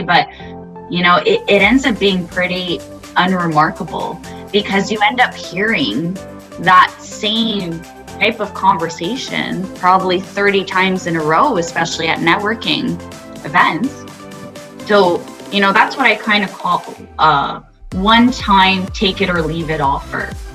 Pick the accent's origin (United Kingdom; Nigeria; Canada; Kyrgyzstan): Canada; Montreal, Quebec; now in Ottawa, Canada; I was born and raised in Montreal